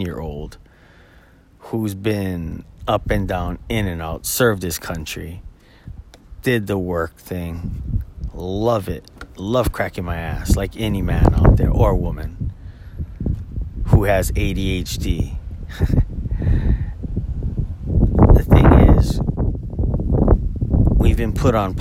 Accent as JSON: {"language": "English", "area": "Oahu", "region": "Hawaii", "country": "United States", "tie": "born or raised there", "lives_now": "Maui, United States", "said": "I was born and raised on Oahu, and at the age of 17, moved to Maui"}